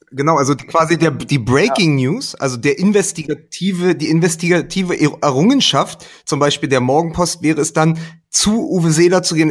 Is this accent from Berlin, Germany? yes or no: yes; Berlin, Germany; als Berliner